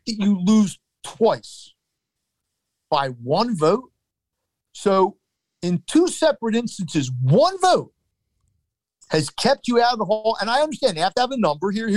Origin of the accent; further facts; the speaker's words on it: Philadelphia, Pennsylvania, United States; we're from Philadelphia